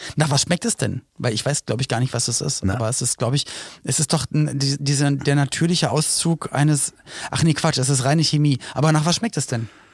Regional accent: Berlin, Germany; als Kind in Berlin lebend

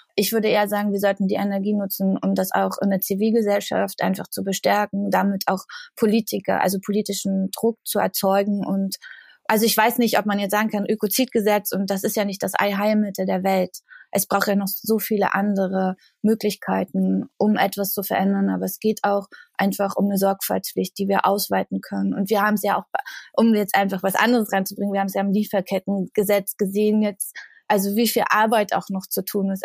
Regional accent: the area around Jänschwalde, Brandenburg, Germany; ich komme aus der Gegend, also dort, wo halt Tagebau ist und Kraftwerke sind.

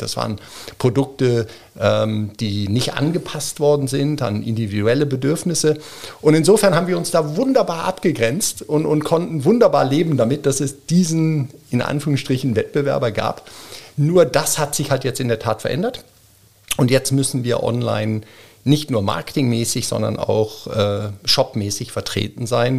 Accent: Bremen, Germany; also born or lived in Zurich, Switzerland / Geneva, Switzerland; now in Wiener Neustadt, Austria; ein geborener, gebürtiger Bremer, Bremen-Fegesack

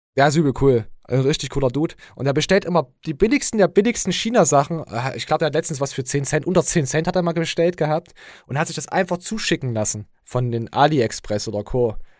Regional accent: Germany; ich als Deutscher

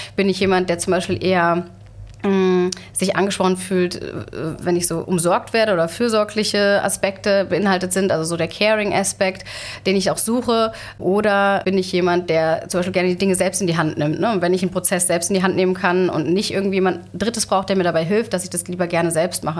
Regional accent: Germany; bei uns in Deutschland

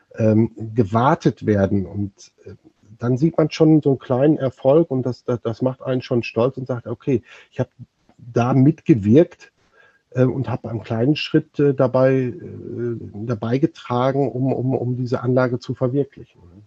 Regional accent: near Dortmund, North Rhine-Westphalia, Germany; Ich bin äh, aus der Nähe von Dortmund geboren

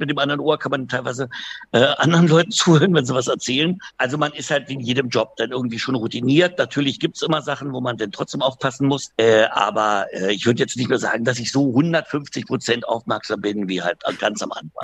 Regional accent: Berlin, Germany; ich bin ja Berliner

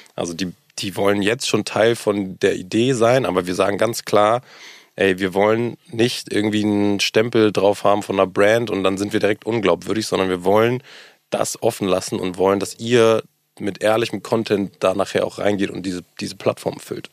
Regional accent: Hamburg, Germany; auch hier gebürtiger Hamburger, was, glaub ich, auch mittlerweile eine Seltenheit ist. Ähm, groß geworden, meine ganze Familie ist hier

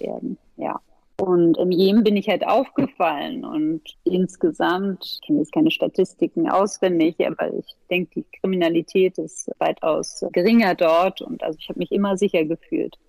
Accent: Berlin, Germany; also born or lived in Paris; dann sind wir aber gleich nach Berlin gegangen, gleich nach meiner Geburt

